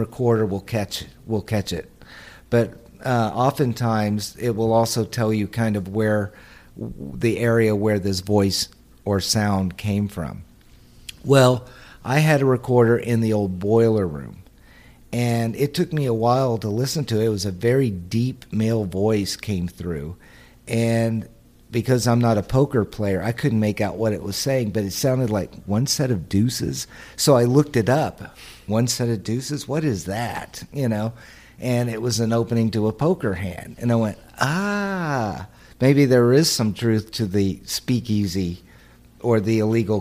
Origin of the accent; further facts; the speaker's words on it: Texas, United States; I'm from Texas